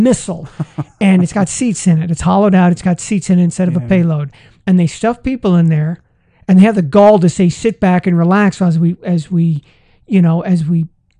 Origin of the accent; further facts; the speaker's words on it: Las Vegas, Nevada, United States; Hey, I'm from Las Vegas, right?